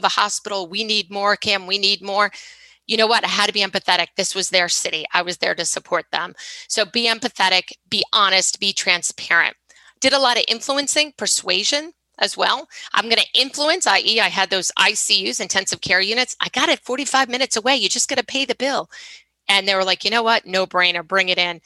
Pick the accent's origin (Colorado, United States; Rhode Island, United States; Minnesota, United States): Rhode Island, United States; I'm from Rhode Island.